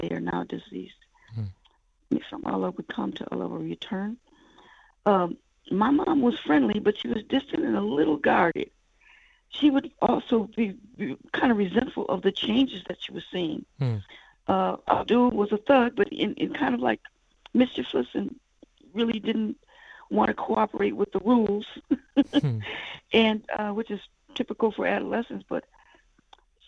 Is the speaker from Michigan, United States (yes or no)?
no; near Chicago, Illinois, United States; We were all born in that community, and that community is right outside, we're 36 miles from Chicago, Illinois